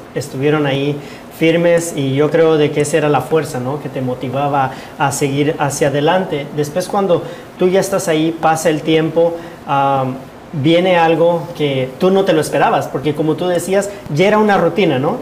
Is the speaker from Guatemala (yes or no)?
yes; Guatemala; now in United States